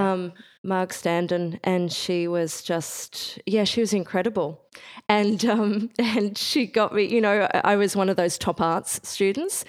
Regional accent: Bendigo, Victoria, Australia; I grew up in Bendigo, Central Victoria.

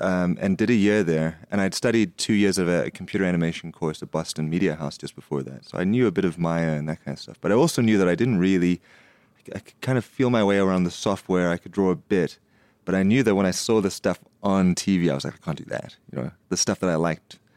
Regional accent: Nelspruit, Mpumalanga, South Africa; also born or lived in United States; when I grew up in Nelspruit, which is the Lofe, you know, the Lofeveld.

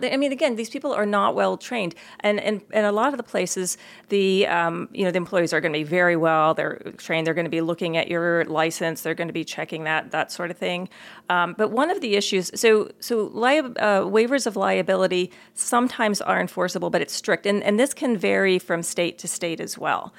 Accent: Maryland, United States; moved away; when I grew up back in Maryland, I went to the Montgomery County Public Schools

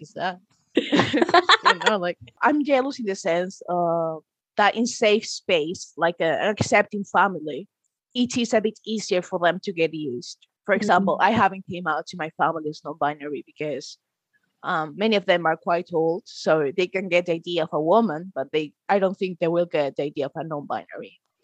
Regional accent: Padrón, Galicia, Spain; English is a second language; now in Inverness, United Kingdom; I'm from uh, Galicia, that is one of the autonomies in the north. So no, it's not sunny. In fact, it's quite similar to Scotland. and I grew up in a tiny town there. Well, it's a bit weird because it's called Padron, my town

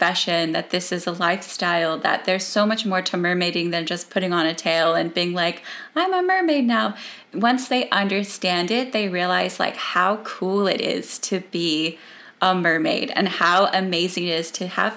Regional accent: United States; moved away as an adult; now in Australia; I'm American, an expat, but I have lived here for over 12 years now almost.

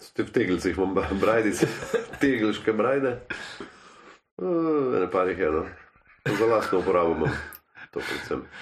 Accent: Slovenia; smo Slovenci

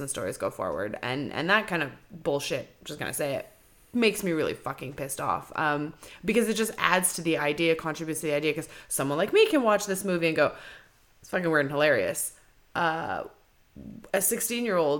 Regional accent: Montreal, Quebec, Canada; now in Kelowna, Canada; I come from Montreal

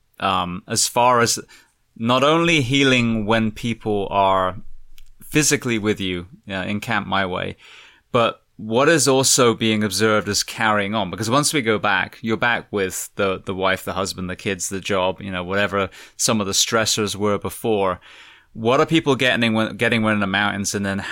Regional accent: England, United Kingdom; I'm from England

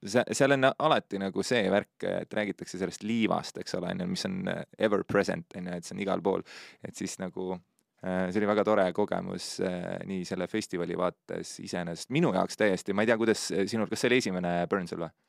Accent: Pärnu, Pärnu County, Estonia; mu taust on see, et ma olen Pärnust

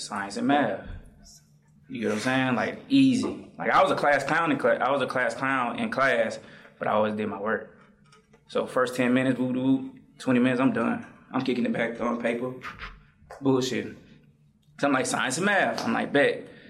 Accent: Atlanta, Georgia, United States; also born or lived in Morrow, Georgia / Riverdale, Georgia; I'm from Atlanta, Derby Road. I'm at the borderline

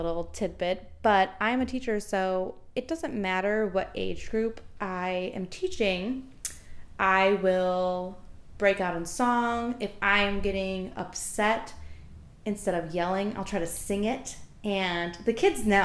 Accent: Milwaukee, Wisconsin, United States; I grew up in Milwaukee for my whole life

